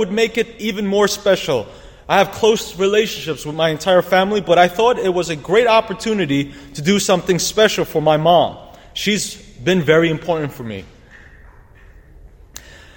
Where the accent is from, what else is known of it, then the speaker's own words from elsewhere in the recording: New York City, New York, United States; As a New Yorker